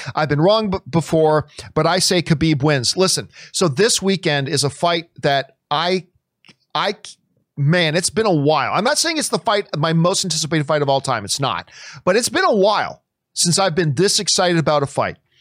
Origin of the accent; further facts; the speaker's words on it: Nova Scotia, Canada; I was born in Nova Scotia